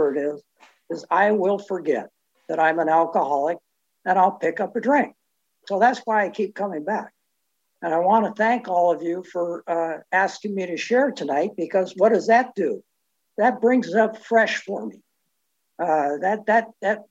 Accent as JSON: {"language": "English", "town": "Richmond", "region": "California", "country": "United States", "tie": "born or raised there", "said": "I was born and raised in the Bay Area in Richmond Annex"}